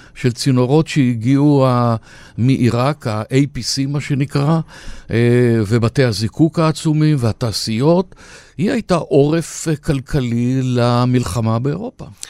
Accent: Haifa, Haifa District, Israel; אני ורבים חיפאים שחיים בחיפה או שעזבו את חיפה

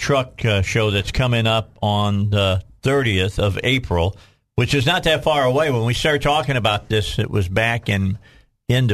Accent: Cabot, Arkansas, United States; I'm from Cabot

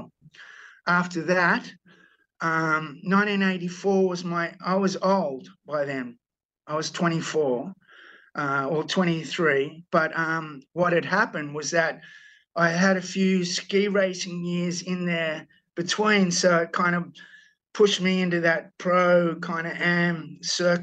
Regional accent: Sydney, New South Wales, Australia; I'm from Bondi

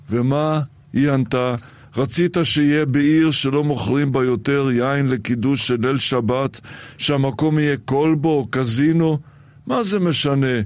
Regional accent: Israel; also born or lived in Iraq; הילדות שלי בעיראק היא בעצם ילדות יד שנייה, כיוון שנולדתי בעיראק, אבל בגיל שנתיים כבר הייתי בישראל, וזה בכלל סיפור. אני נולדתי בעיראק אחרי שהיהודים עזבו את עיראק.

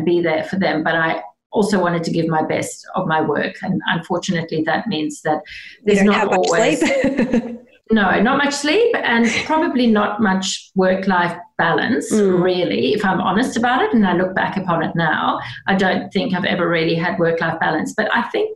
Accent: South Africa; moved away as an adult; now in Australia; I grew up in South Africa, and I left when I was 21 to go traveling

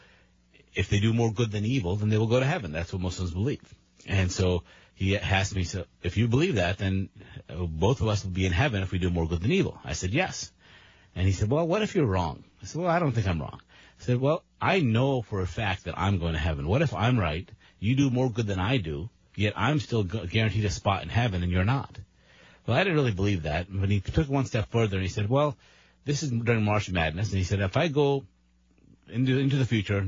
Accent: Maryland, United States; also born or lived in Pakistan; I grew up mostly here in Maryland

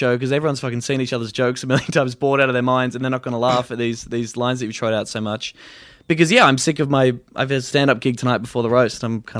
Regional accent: Australia; Being Australian and, not famous.

